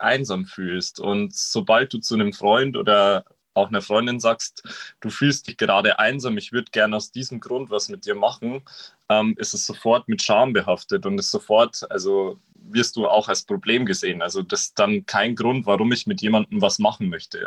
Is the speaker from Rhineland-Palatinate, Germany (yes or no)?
no; Regensburg, Bavaria, Germany; ich komme ja aus der Single-Hauptstadt in Deutschland, aus Regensburg